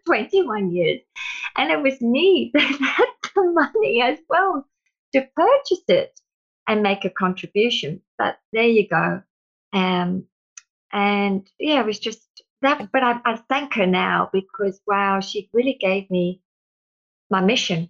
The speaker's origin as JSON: {"language": "English", "country": "South Africa", "tie": "born or raised there", "moved": "yes", "lives_now": "Australia", "said": "growing up in South Africa with my twin sister"}